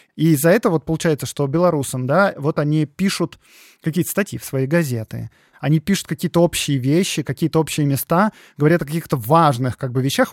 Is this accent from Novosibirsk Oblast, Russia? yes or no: no; Moscow, Russia; Я же как бы сам москвич